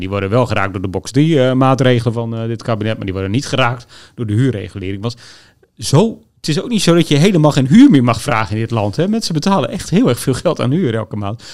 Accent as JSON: {"language": "Dutch", "region": "Groningen", "country": "Netherlands", "said": "ik kom uit Groningen"}